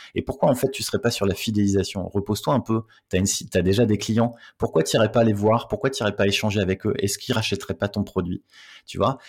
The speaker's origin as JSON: {"language": "French", "area": "the Nord", "region": "Hauts-de-France", "country": "France", "said": "je viens du Nord"}